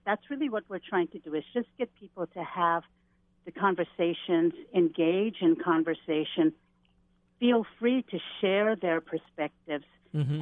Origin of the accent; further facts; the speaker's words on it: Native Hawaiian, United States; myself being Native Hawaiian